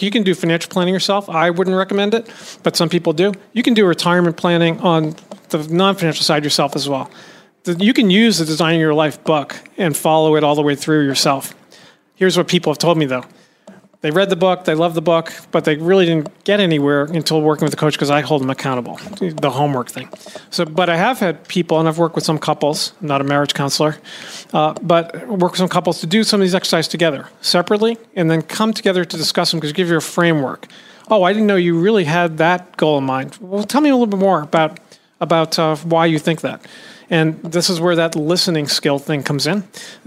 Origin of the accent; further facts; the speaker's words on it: Boston, Massachusetts, United States; moved away; my hometown of Boston